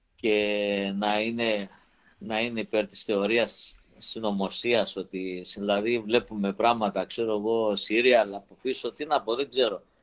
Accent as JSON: {"language": "Greek", "town": "Rethymno", "region": "Crete", "country": "Greece", "moved": "yes", "said": "είμαι από το Ρέθυμνο"}